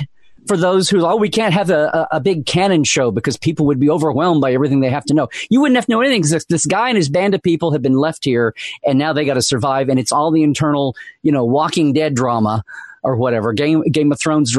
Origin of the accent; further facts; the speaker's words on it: Oklahoma, United States; I'm from Oklahoma.